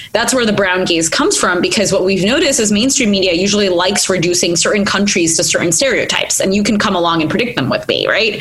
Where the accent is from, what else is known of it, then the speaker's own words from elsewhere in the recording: United States; also born or lived in India; I was born in India, moved to America when I was three